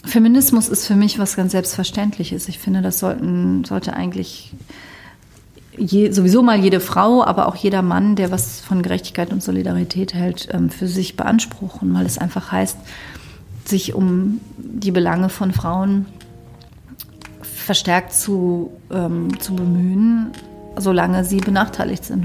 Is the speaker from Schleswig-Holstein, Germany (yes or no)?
no; Cologne, North Rhine-Westphalia, Germany; bei uns in Köln